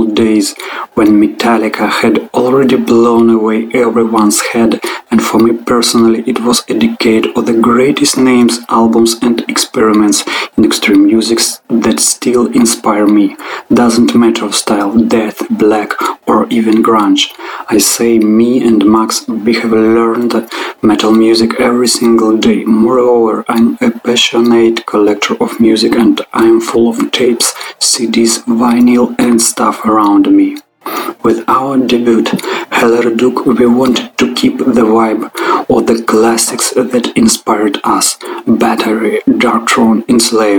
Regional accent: Krasnoyarsk, Krasnoyarsk Krai, Russia; Krasnoyarsk, my hometown.

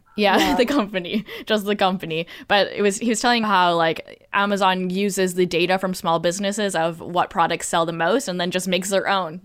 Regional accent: Canada; I'm Canadian

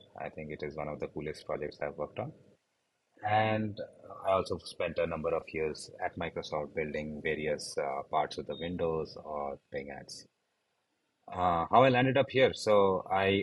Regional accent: India; So I grew up in India. I did my undergrads here

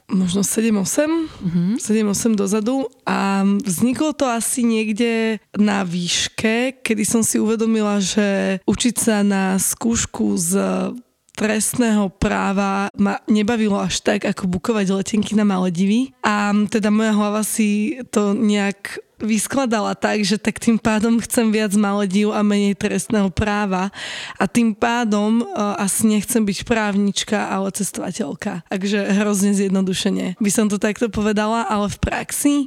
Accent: Slovakia

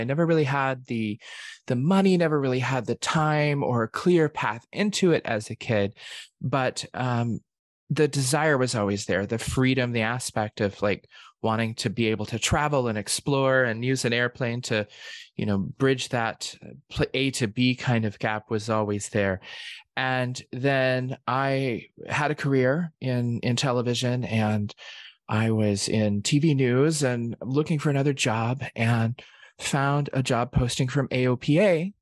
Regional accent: Oklahoma, United States; I'm from Oklahoma

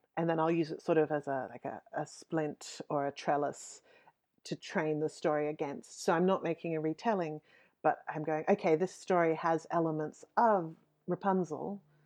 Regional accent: Western Queensland, Australia; I grew up in Western Queensland

